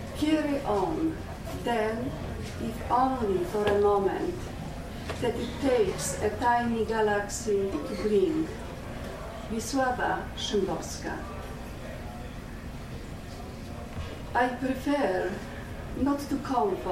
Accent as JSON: {"language": "English", "town": "Legnica", "region": "Lower Silesian Voivodeship", "country": "Poland", "tie": "born or raised there", "second_language": "English", "moved": "yes", "lives_now": "Canada", "said": "I immigrated from Poland without knowing English"}